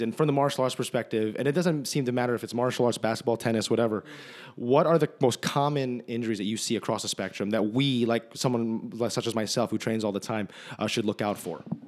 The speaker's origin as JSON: {"language": "English", "region": "New Jersey", "country": "United States", "moved": "yes", "said": "we're both from New Jersey."}